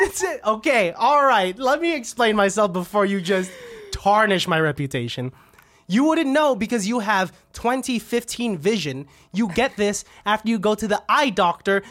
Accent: Benicia, California, United States; I grew up around Venetia

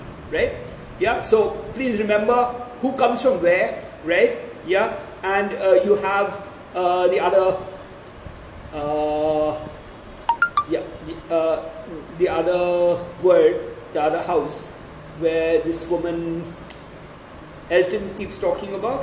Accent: Pune, Maharashtra, India; now in Gujarat, India; I come from Maharashtra and I come from a place, I normally lived in a place called Pune

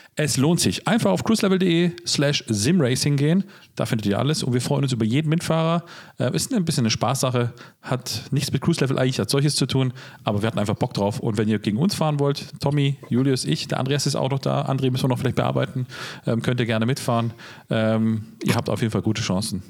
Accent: Switzerland; moved away; Ich habe so eine quasi Liebe, weil ich da auch aufgewachsen bin in den Raum von Zürich, Basel da unten

